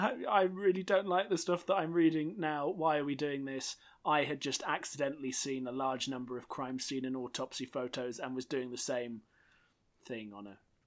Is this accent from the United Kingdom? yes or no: yes; United Kingdom; Being a British person